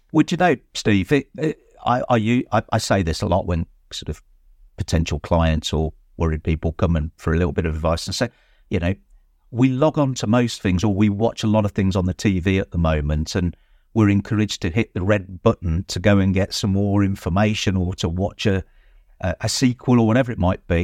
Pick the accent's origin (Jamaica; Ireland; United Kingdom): United Kingdom; Droitwich, West Midlands; I am actually born and bred in Droitwich